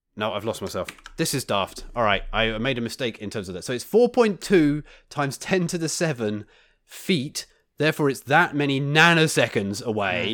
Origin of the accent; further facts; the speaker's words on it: United Kingdom; moved away; my my home country